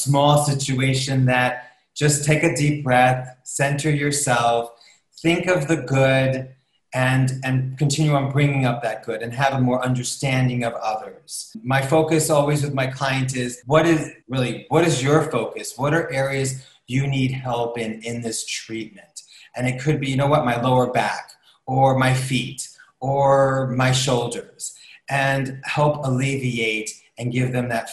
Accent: New York, United States; As a New Yorker

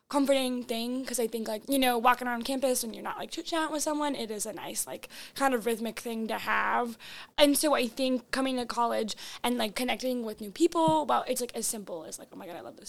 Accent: North Dakota, United States; moved away; originally I'm from North Dakota

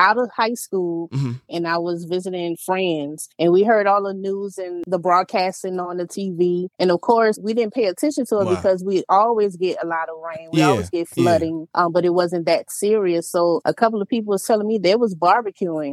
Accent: New Orleans, Louisiana, United States; moved away; also born or lived in Houston, Texas; I am born and raised from New Orleans, Louisiana. That is my hometown

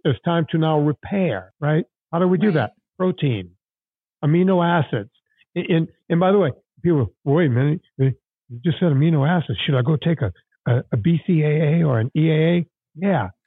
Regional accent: Cajun country, Louisiana, United States; moved away; also born or lived in Hollywood; I grew up in Cajun country

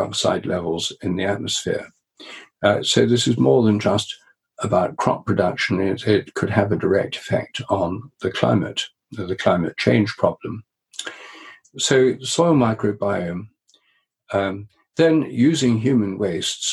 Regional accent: Newark, East Midlands, United Kingdom; the centre of Newark, where I grew up in Nottinghamshire

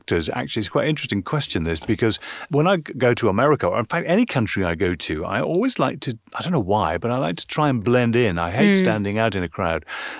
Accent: Belfast, Northern Ireland, United Kingdom; one of which was Queen's University in Belfast, which is my hometown.

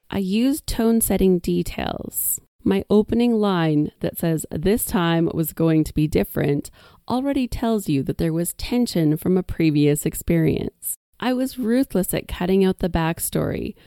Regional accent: Whitecourt, Alberta, Canada; my hometown

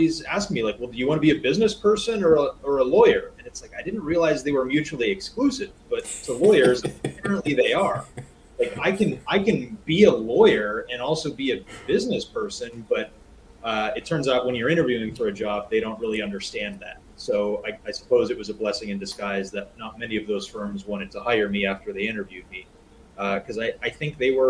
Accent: Rust Belt city 100 miles from Buffalo, Cleveland and Pittsburgh, Pennsylvania, United States; I was born and raised here, and my parents owned a business here

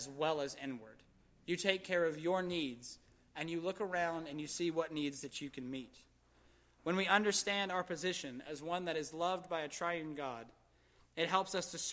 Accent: Gastonia, North Carolina, United States; I was raised in Gastonia

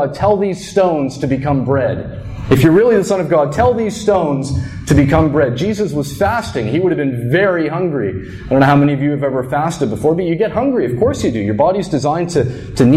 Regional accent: New Brunswick, Canada; I grew up in New Brunswick

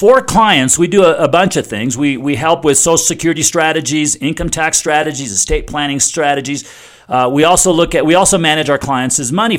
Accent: United States

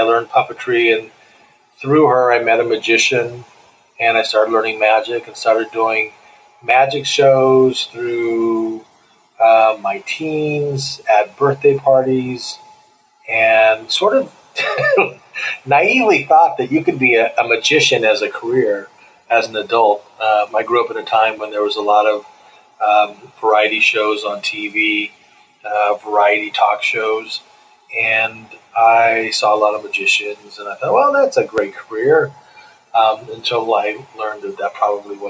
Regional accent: San Diego, California, United States; I'm a native San Diegan. I was born and raised in San Diego.

